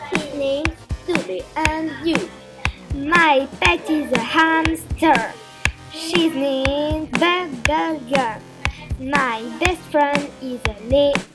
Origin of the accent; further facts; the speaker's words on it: Lausanne, Vaud, Switzerland; English is a second language; We're from Lausanne.